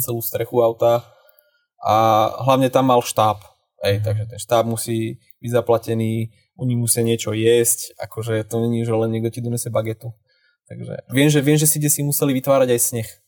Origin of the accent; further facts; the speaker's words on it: Dubnica nad Váhom, Trenčín Region, Slovakia; keďže som z Dubnice, čo už není zrovna za rohom od Bratislavy